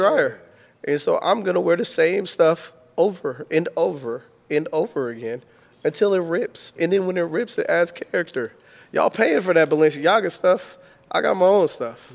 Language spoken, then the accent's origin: English; Richmond, California, United States; I'm from the hood, like, I'm, I'm from Richmond, California